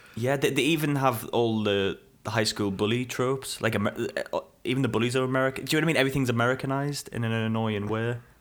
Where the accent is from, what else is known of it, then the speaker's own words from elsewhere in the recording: England, United Kingdom; very relatable to us, you know, being English